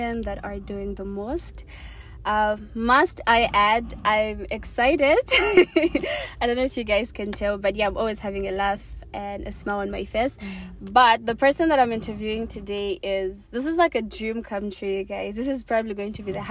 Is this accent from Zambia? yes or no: yes; Lusaka, Lusaka Province, Zambia; I come from Matero.